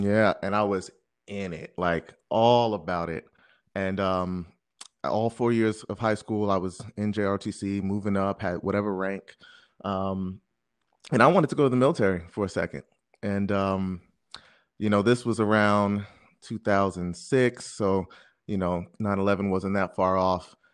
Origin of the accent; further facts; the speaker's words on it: Jersey City, New Jersey, United States; also born or lived in Brooklyn, New York; I'm originally from Brooklyn, New York